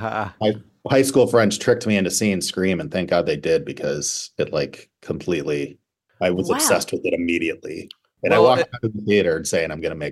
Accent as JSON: {"language": "English", "town": "Cleveland", "region": "Ohio", "country": "United States", "tie": "born or raised there", "also_born_or_lived": "Los Angeles", "moved": "yes"}